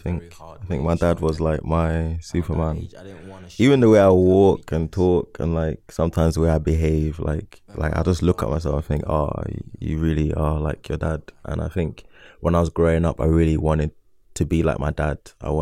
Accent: London, United Kingdom; So I was from South London, and in my head, South London people, we have a way of carrying ourselves, like the way we talk, the way we bop, and like even just our lingo.

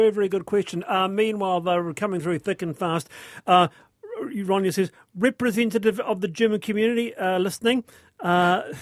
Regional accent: Yorkshire and the Humber, United Kingdom; now in New Zealand; Uh, and I'm a Yorkshireman. Fish, chips, and mushy peas.

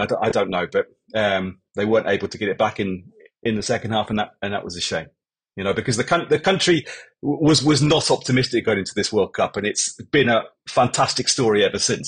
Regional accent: England, United Kingdom; moved away as an adult; now in Japan; I spent 40% of my life, I suppose, now in Japan, but I am English

